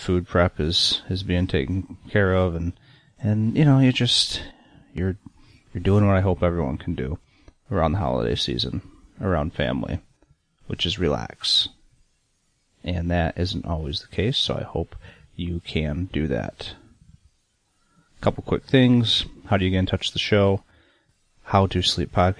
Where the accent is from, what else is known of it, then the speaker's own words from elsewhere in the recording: Michigan, United States; growing up in Michigan